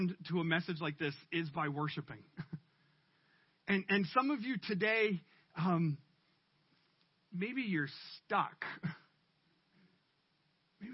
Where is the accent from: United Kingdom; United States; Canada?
Canada; we're too Canadian